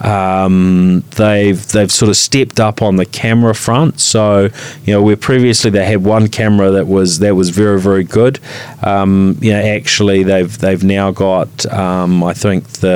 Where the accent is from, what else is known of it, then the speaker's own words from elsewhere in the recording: New Zealand; we're Kiwi